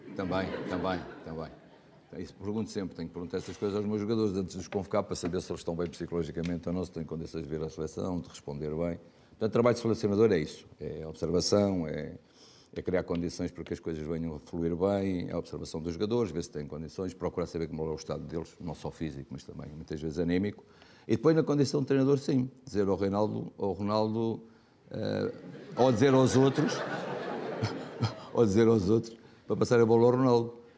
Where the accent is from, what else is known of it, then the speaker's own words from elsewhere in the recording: Portugal; somos portugueses